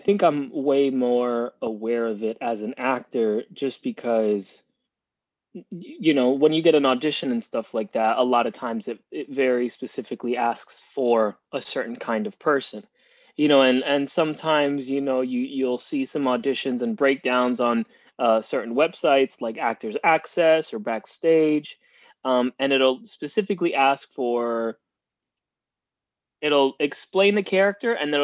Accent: Miami, Florida, United States; moved away; also born or lived in Cuba; I was born in Cuba and I grew up in Miami

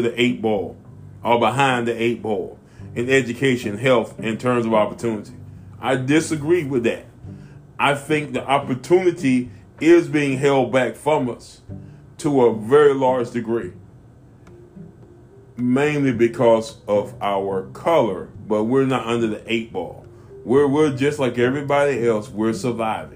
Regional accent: United States; as a black American, as an American

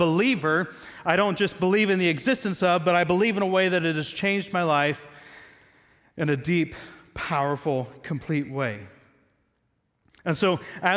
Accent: Southeast Ohio, United States; I'm American, grew up in Southeast Ohio.

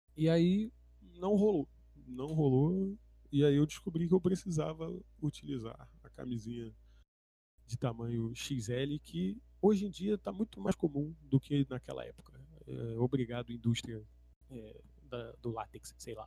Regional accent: São Gonçalo, Rio de Janeiro, Brazil; Eu cresci numa casa média em São Gonçalo, num bairrozinho ok

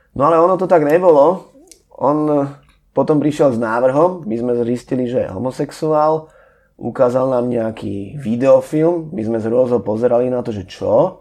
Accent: Bratislava, Bratislava Region, Slovakia; pochádzam z Bratislavy

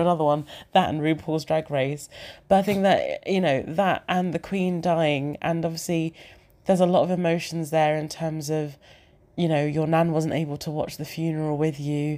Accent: Zimbabwe; now in United Kingdom; I'm from, I'm from Zimbabwe.

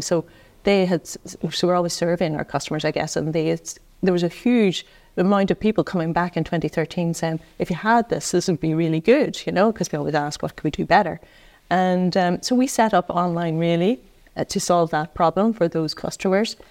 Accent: Tyrone, Northern Ireland, United Kingdom; moved away as an adult; now in Dublin, Ireland; I come from Tyrone

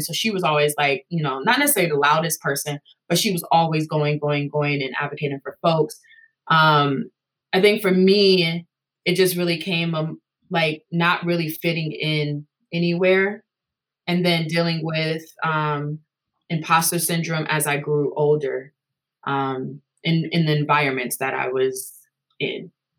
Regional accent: Madison, Wisconsin, United States; I am from Madison, Wisconsin, but I was also raised heavily by my grandmother who is from the South.

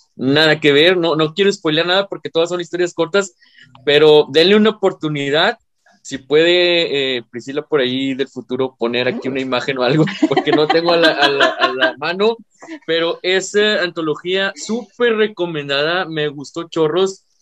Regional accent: Mexico; aquí en mi país

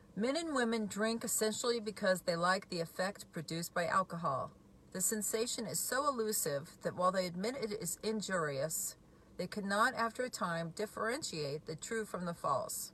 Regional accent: Washington, United States; I'm from Washington State

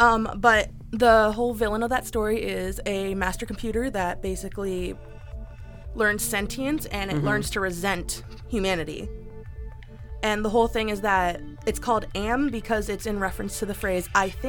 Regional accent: Broward County, Florida, United States; it was my hometown. Or home county, I guess.

